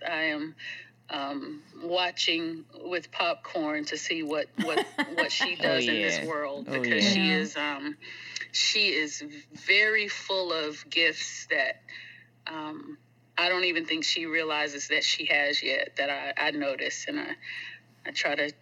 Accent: Greensboro, North Carolina, United States; moved away; also born or lived in East Texas; I grew up in Greensboro, North Carolina

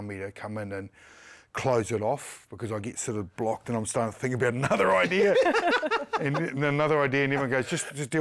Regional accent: Mount Maunganui, Bay of Plenty, New Zealand; Awesome time growing up in Mount Whanganui.

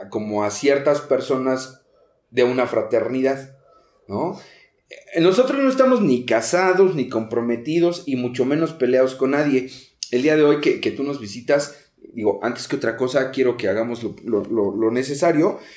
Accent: Naucalpan de Juárez, State of Mexico, Mexico; Yo soy orgullosamente de Naucalpan de Juárez.

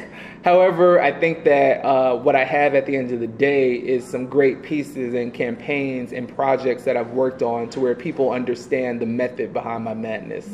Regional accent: Atlanta, Georgia, United States; also born or lived in New York / Alabama / Texas; now in West Coast, United States; I am a person that was born in New York. You know, I grew up in Atlanta, Georgia

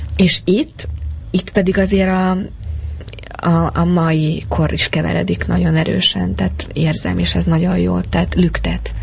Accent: Hungary

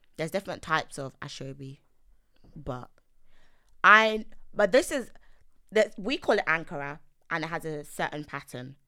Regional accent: London, United Kingdom; also born or lived in Nigeria; I'm East London

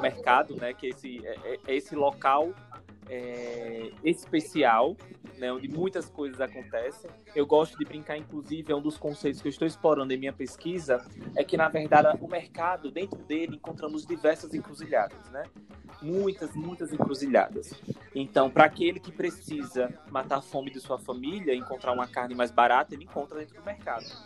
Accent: Aracaju, Sergipe, Brazil; eu sou de Aracaju, Sergipe, né, tenho 26 anos

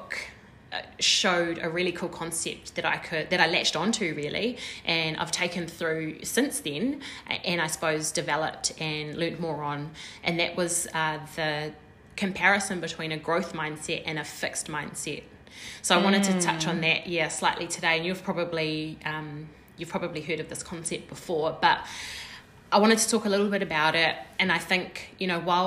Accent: New Zealand; We're two Kiwi girls

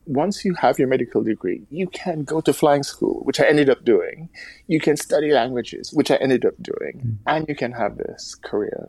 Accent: Jamaica; moved away as an adult; also born or lived in United States; now in United Kingdom; growing up in the Caribbean

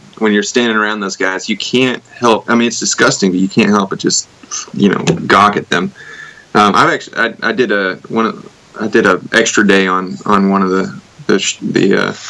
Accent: Conyers, Georgia, United States; I'm from Conyers, which is about 30 minutes

